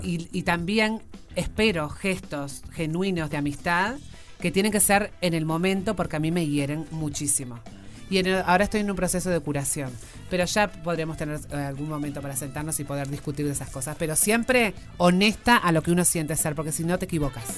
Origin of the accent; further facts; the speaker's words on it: Uruguay; como era uruguaya